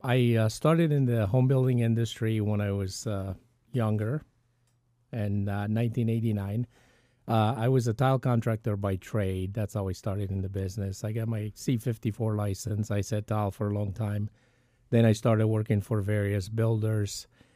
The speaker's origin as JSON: {"language": "English", "region": "Bucharest", "country": "Romania", "tie": "born or raised there", "said": "so I grew up in Bucharest, Romania, which is East Europe, communist country."}